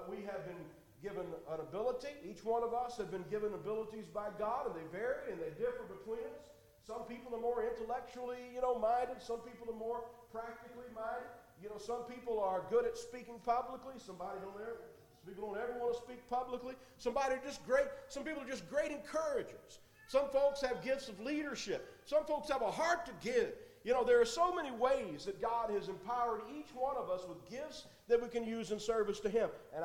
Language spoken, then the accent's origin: English; La Vergne, Tennessee, United States; accent: Southern; also born or lived in Nashville, Tennessee; when I was 1 year old, we moved here to Laverne Church of Christ. And I grew up here in this congregation